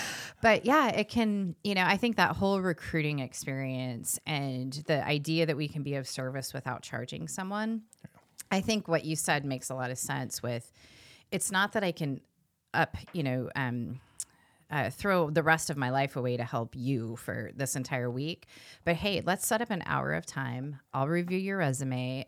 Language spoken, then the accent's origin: English; California, United States; also born or lived in East Coast; now in Iowa, United States; I'm from California